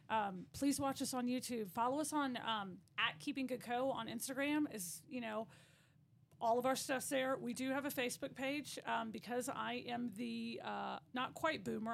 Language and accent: English; Virginia, United States; moved away as an adult; now in Midland, Texas, United States; I'm from Virginia